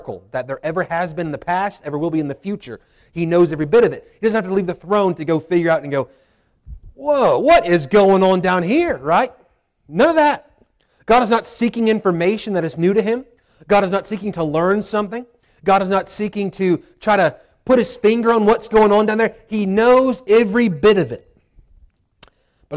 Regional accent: 30 minutes from Charlottesville, Virginia, United States; my hometown, there in Charlottesville

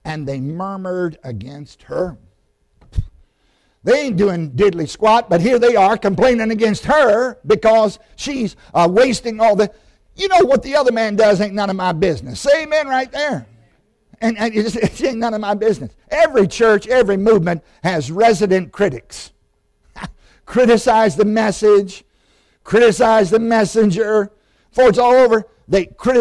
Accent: Southside, Virginia, United States; I grew up in Southside, Virginia, Randolph Henry High School

